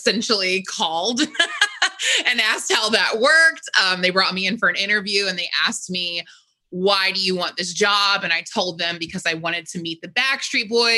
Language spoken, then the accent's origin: English; Richmond, Virginia, United States; I grew up in Richmond, Virginia